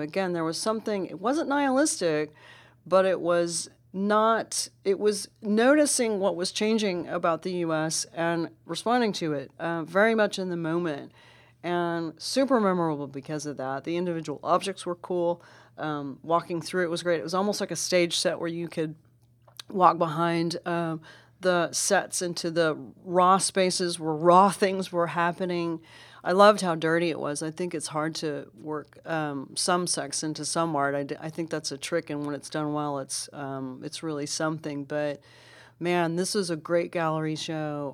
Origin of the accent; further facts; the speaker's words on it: Dallas, Texas, United States; that was my hometown, and that's where I live